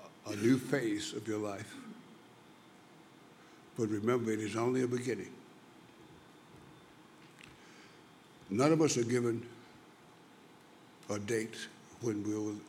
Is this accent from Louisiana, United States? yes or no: yes; Louisiana, United States; I was born in Louisiana